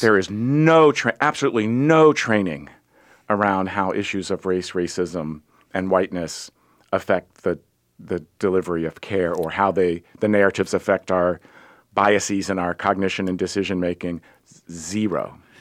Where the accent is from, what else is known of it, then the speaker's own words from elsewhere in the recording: Virginia, United States; I grew up in Virginia